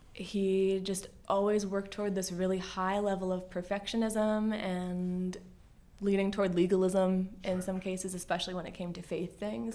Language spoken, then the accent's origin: English; Bel Air, Maryland, United States; also born or lived in South Jersey; I was born in South Jersey, and my family moved to Bel Air, Maryland, just in time for me to start kindergarten